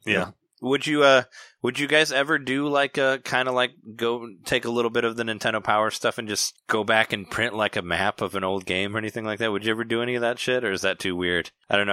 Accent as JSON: {"language": "English", "town": "Peoria", "region": "Illinois", "country": "United States", "said": "I'm from Peoria"}